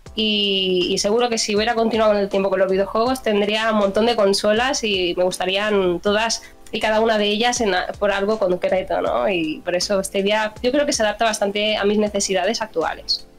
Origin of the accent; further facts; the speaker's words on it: Barcelona, Catalonia, Spain; soy de Barcelona